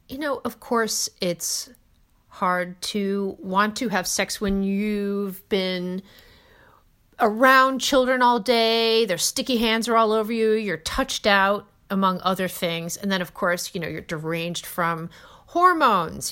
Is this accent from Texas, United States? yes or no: no; New Jersey, United States; I'm from New Jersey